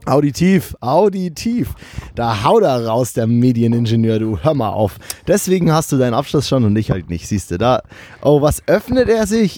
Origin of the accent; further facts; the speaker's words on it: Lower Bavaria, Germany; now in Cologne, Germany; als Bayer, der in Köln